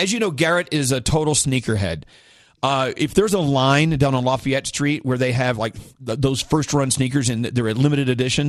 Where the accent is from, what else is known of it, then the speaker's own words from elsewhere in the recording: Scotland, United Kingdom; It's the end of the year. I'm Scottish.